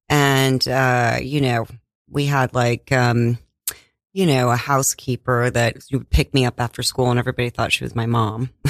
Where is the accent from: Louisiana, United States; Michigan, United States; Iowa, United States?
Iowa, United States; I was born in Iowa